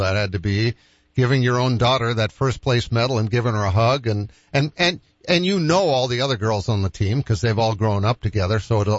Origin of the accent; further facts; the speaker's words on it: Boston, Massachusetts, United States; when I grew up in Boston, we lived on five acres.